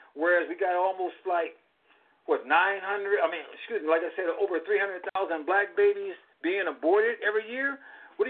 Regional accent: California, United States; when I grew up in California in the 50s

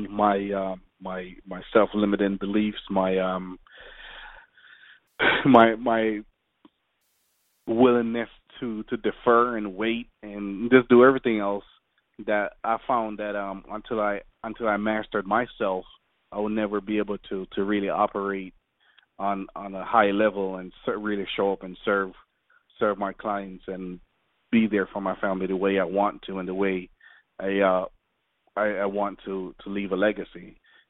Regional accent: Jamaica; now in United States; growing up in Jamaica, it's pretty rough

